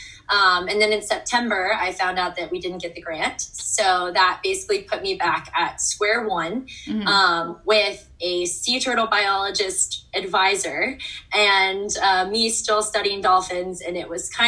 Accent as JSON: {"language": "English", "town": "Atlanta", "region": "Georgia", "country": "United States", "also_born_or_lived": "Florida", "moved": "as an adult", "said": "I'm from Atlanta, Georgia, so that's kind of weird, not really close to an ocean"}